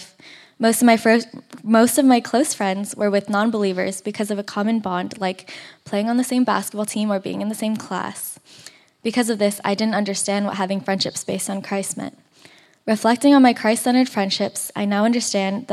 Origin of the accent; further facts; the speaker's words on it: Torrance, California, United States; I grew up here in Torrance